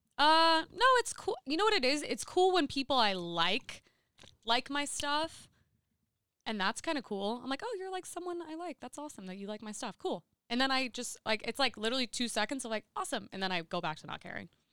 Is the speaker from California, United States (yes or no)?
yes; Seal Beach, California, United States; I grew up in Seal Beach